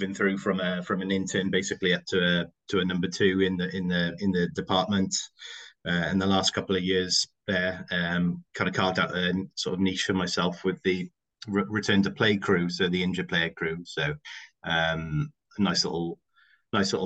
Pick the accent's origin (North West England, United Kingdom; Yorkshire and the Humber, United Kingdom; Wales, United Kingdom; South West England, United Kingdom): Wales, United Kingdom; Cardiff; moved away; a rugby internship back in my hometown in Cardiff